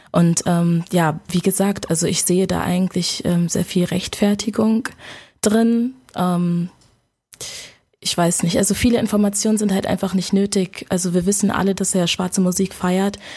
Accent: Germany; Ähm, also meine Eltern sind aus Ghana. Ich bin äh, hier geboren in Deutschland. Ähm, schon immer hier gewesen.

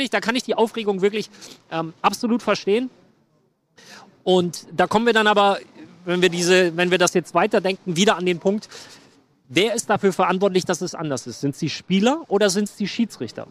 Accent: Aachen, North Rhine-Westphalia, Germany; Ich komme ja aus dem Dreiländereck. Deutschland, Holland, Belgien oder Deutschland, Niederlande, Belgien

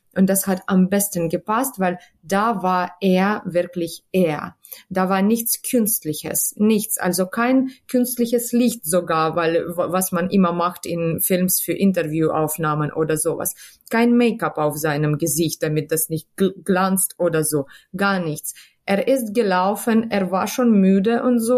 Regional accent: Kharkiv, Kharkiv Oblast, Ukraine; born or raised there; German is a second language; moved away as an adult; now in Hanover, Germany

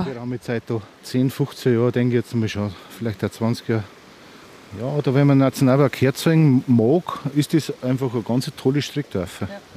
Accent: Andertal, Bavaria, Germany; aus der Ortschaft Andertal, wo ich herkomme

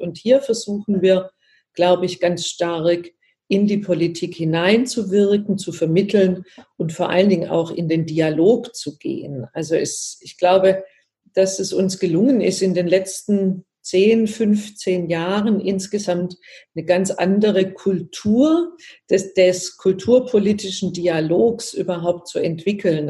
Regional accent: Baden-Württemberg, Germany; ich komme ja aus Baden-Württemberg

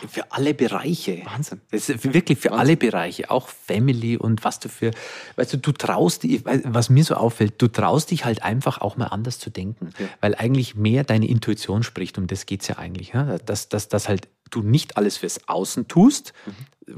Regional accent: Bavaria, Germany; bin im, im katholischen Dorf in Bayern aufgewachsen

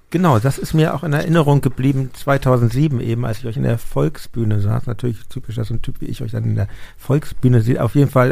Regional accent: Hamburg, Germany; now in Berlin, Germany; ich komme ja aus Hamburg ursprünglich

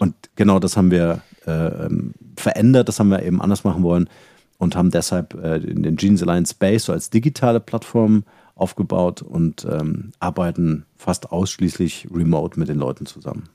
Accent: Halle, Saxony-Anhalt, Germany; moved away as an adult; also born or lived in Munich, Germany; ich bin äh, aufgewachsen in Halle, da mhm. bin ich geboren

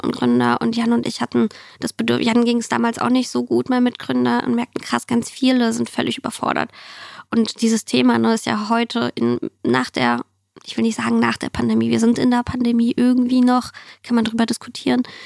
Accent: Germany; German is a second language; also born or lived in Siberia, Russia; ich bin 1990 in Sibirien geboren, auf der asiatischen Seite, also wirklich weit weg vom Schuss. Und ähm, wir sind 6, 95 nach Deutschland gekommen und äh, bei mir war viel einfach nur Deutsch lernen

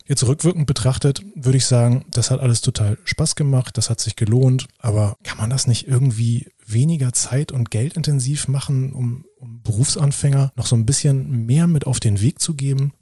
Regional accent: Lower Saxony, Germany; also born or lived in Oldenburg; Bei uns in Niedersachsen

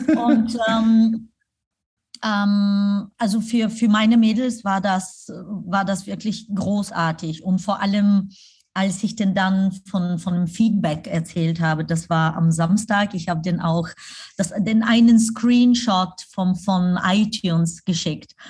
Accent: Pleven, Pleven Province, Bulgaria; moved away; also born or lived in Germany; nach Pleven, meine Heimatstadt, äh, reisen wo mein Hotel ist

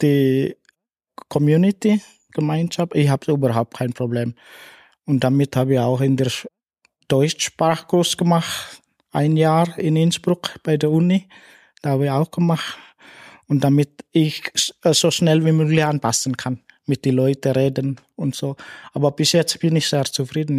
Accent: West Java, Indonesia; German is a second language; moved away as an adult; now in St. Anton am Arlberg, Austria; ich bin in Indonesien, ich bin in Tourismusresort auch gelebt, geboren mhm. und gelebt dort.

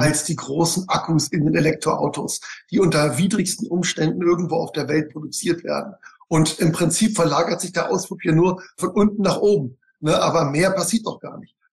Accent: Bavaria, Germany; moved away; also born or lived in Nuremberg; ich komme aus Bayern

